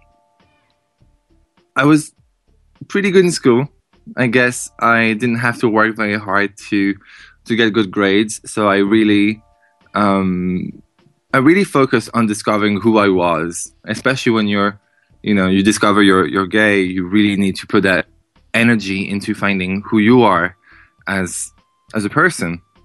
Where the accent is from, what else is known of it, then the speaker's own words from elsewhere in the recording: southeast Ireland, Ireland; moved away; I'm from the southeast of Ireland. It's a very small town, city, whichever you want to call it